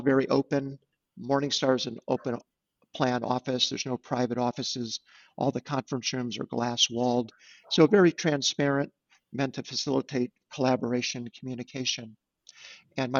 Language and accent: English; Munster, Indiana, United States; now in Chicago, United States; growing up in Munster